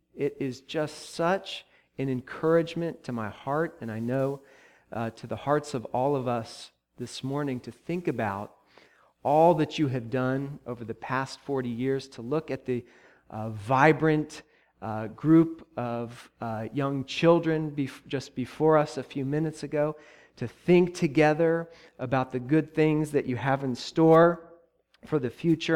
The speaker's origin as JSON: {"language": "English", "town": "Columbus", "region": "Ohio", "country": "United States", "tie": "born or raised there", "moved": "yes", "said": "my hometown, the place where I grew up and where I went to college"}